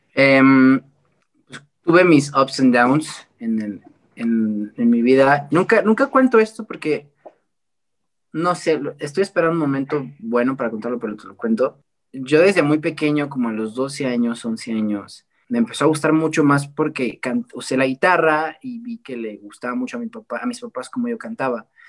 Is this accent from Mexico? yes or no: yes; Puebla, Mexico; aquí yo soy de Puebla